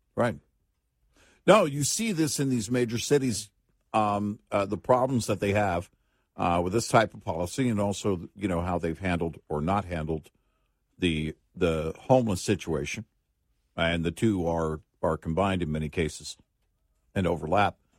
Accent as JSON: {"language": "English", "region": "Texas", "country": "United States", "said": "as a Texan"}